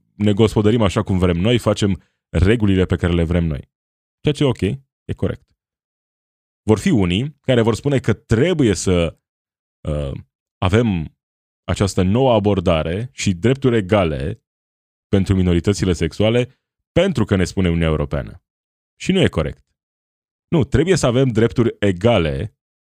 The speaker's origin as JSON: {"language": "Romanian", "country": "Romania"}